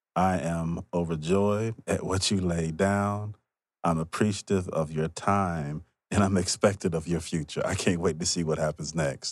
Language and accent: English; Mississippi, United States; I'm also from Mississippi